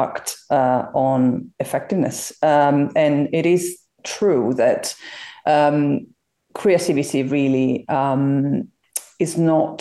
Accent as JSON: {"language": "English", "country": "Italy", "moved": "as an adult", "lives_now": "London, United Kingdom", "said": "I'm originally from Italy, you know, moved over to London 14 years ago"}